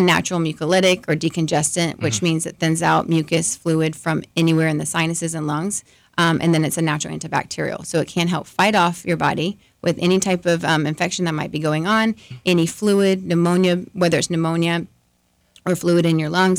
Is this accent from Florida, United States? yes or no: yes; Orlando, Florida, United States; moved away as an adult; now in Lakeland, United States; I'm originally from Orlando, so not too far away